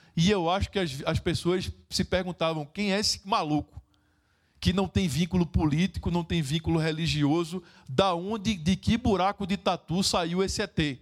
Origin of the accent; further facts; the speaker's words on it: Recife, Pernambuco, Brazil; Eu sou de Recife, Pernambuco, Brasil